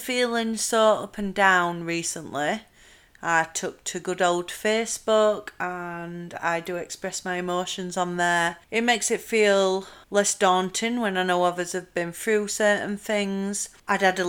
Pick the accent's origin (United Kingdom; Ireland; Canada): United Kingdom; Yorkshire and the Humber; accent: Yorkshire; I'm from South Yorkshire. I'll let you try and guess which area I'm from the accent.